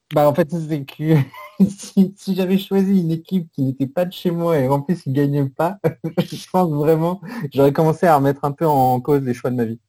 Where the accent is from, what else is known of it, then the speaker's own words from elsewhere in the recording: Paris region, Île-de-France, France; Je suis de la région parisienne